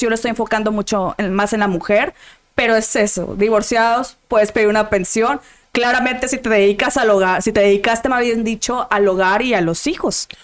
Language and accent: Spanish; Monterrey, Nuevo León, Mexico; yo soy de Monterrey